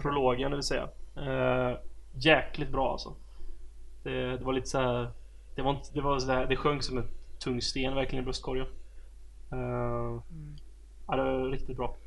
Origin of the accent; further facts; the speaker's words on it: Sweden; som svensk